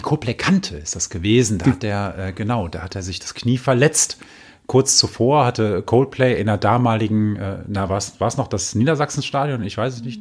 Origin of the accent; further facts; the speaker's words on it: Düsseldorf, North Rhine-Westphalia, Germany; als Düsseldorfer